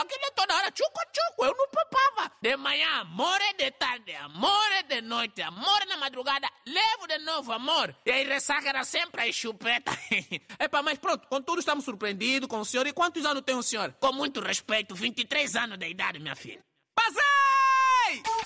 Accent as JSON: {"language": "Portuguese", "country": "Angola"}